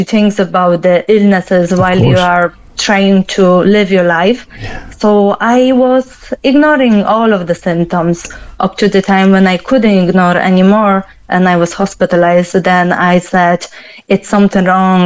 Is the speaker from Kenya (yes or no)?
no; Poland; now in Cork, Ireland; I'm originally from Poland myself